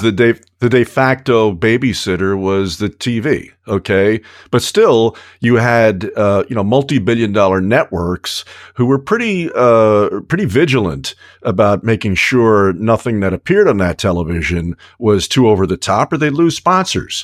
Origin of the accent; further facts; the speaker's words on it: New York, United States; as a kid growing up in New York